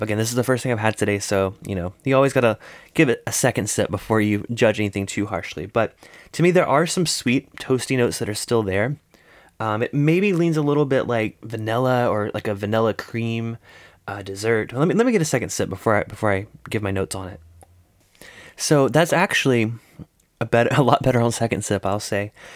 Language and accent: English; South Carolina, United States; That's my, that's my home state